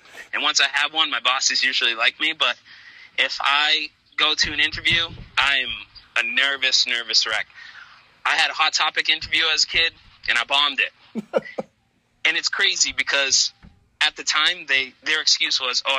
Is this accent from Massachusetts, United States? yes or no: yes; New Bedford, Massachusetts, United States; my hometown in New Bedford